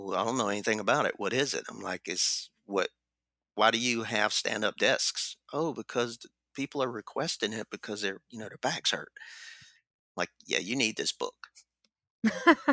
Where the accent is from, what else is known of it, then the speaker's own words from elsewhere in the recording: the South, United States; I'm from the South